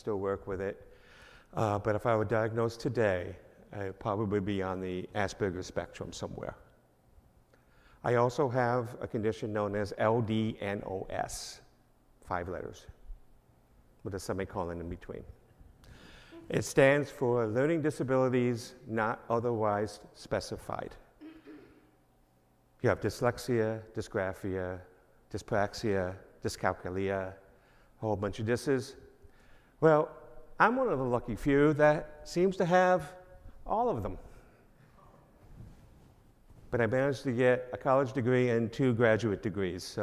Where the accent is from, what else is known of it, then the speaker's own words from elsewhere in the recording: East Islip, New York, United States; moved away as an adult; now in Michigan, United States; I'm originally from New York, a little town on Long Island, 30 miles east of New York City, called East Islip.